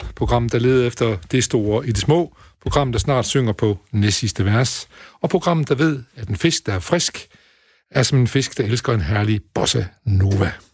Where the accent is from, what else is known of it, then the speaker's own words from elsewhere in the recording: Højbjerg near Aarhus, Central Denmark Region, Denmark; Jeg kommer fra Behøj uden for Aarhus